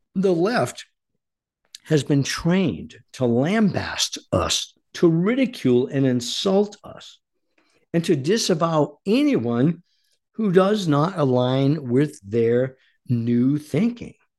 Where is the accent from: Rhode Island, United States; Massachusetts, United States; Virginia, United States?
Rhode Island, United States; Warwick; also born or lived in Coventry, Rhode Island; I was born and raised in Rhode Island